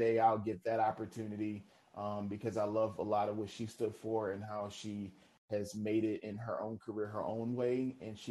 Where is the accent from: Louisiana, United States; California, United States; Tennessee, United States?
Louisiana, United States; New Orleans; I'm from New Orleans